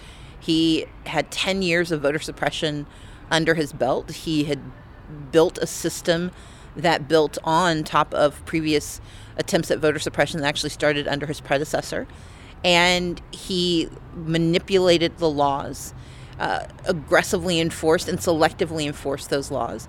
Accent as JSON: {"language": "English", "country": "United States", "said": "I am an American"}